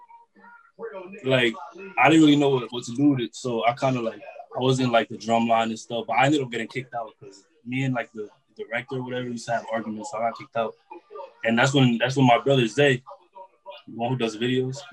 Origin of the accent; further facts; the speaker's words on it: Clifton, New Jersey, United States; I'm from Clifton, New Jersey.